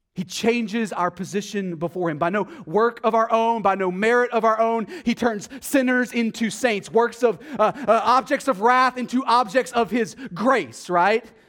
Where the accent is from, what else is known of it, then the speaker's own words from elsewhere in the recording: Texas, United States; accent: Texas; my Texas accent